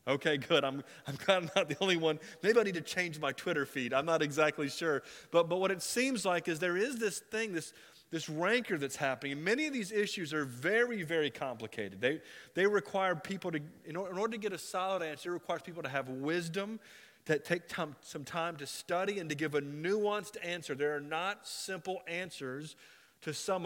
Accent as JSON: {"language": "English", "region": "Florida", "country": "United States", "tie": "born or raised there", "also_born_or_lived": "Ohio", "said": "I'm raised in Florida. I was born in Ohio, but I never drove in Ohio, okay? I was 5 when I left."}